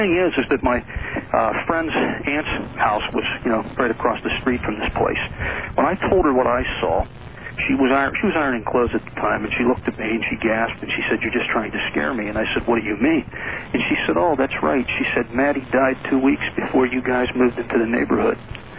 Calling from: Pennsylvania, United States; I'm calling from Pennsylvania.

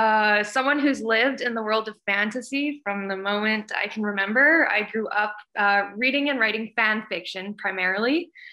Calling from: Calgary, Alberta, Canada; I'm in Calgary, Alberta.

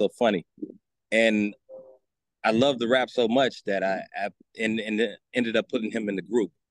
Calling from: California, United States; I am in the Bay Area, California.

